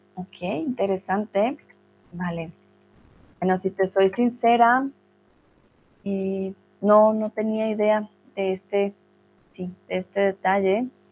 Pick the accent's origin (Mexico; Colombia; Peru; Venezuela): Colombia; Bogotá; Yo soy de Colombia, de Bogotá